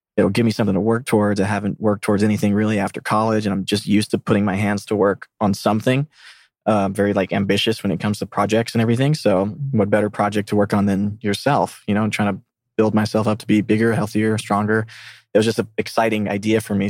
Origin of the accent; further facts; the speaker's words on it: South Mississippi, United States; moved away as an adult; I grew up from an Argentinian family in a Hindu culture that was in the middle of South Mississippi